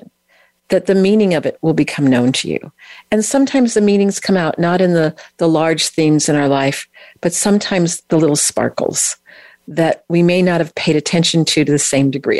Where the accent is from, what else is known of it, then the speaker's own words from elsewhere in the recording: California, United States; I'm from California